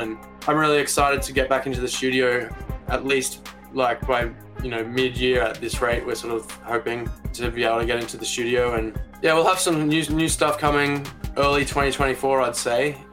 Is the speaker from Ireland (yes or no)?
no; Brisbane, Queensland, Australia; moved away as an adult; now in Melbourne, Australia; I grew up in Brisbane, moved to Melbourne about seven or eight years ago